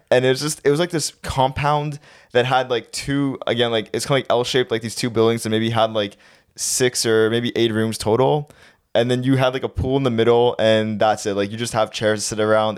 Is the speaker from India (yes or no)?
no; Canada; we're from Canada